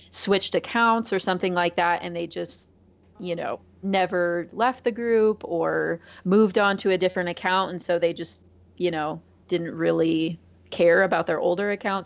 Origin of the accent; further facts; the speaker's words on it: Iowa, United States; moved away as an adult; now in Springfield, United States; I grew up in Iowa, basically straight north of where I am right now